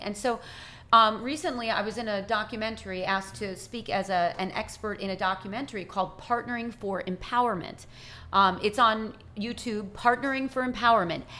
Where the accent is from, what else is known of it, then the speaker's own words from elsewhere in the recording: United States; as an American